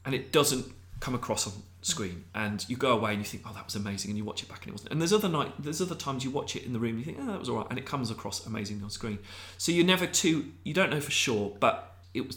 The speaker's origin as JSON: {"language": "English", "town": "Abingdon", "region": "South East England", "country": "United Kingdom", "tie": "born or raised there", "said": "We grew up in Abingdon in Peachcroft"}